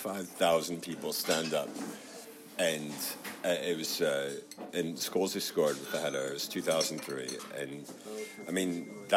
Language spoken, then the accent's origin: English; Philadelphia, Pennsylvania, United States; moved away; I grew up around Philadelphia.